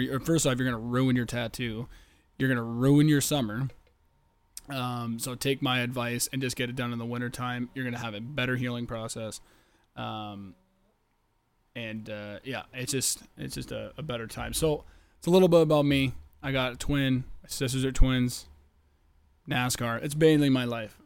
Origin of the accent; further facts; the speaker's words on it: Canada; I am from the Great White North.